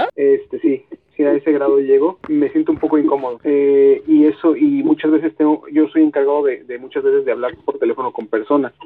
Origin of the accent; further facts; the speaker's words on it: Mexico; como güey mexicano